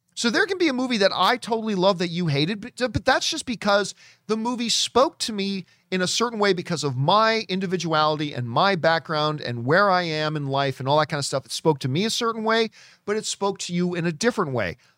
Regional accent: Canada; now in Los Angeles, United States; As a kid growing up in Canada

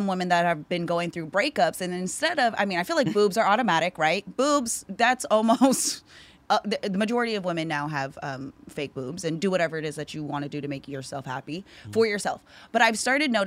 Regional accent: Newman, California, United States; moved away as an adult; also born or lived in Hawaii; now in San Francisco Bay Area, United States; From Hawaii, grew up in Newman, been in the Bay for over 10 years.

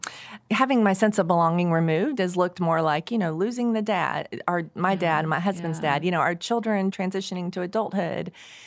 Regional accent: Oklahoma, United States; I grew up on the back roads. I grew up in the Osage County.

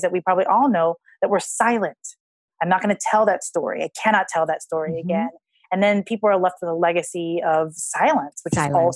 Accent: Hawaii, United States; I grew up in Hawaii.

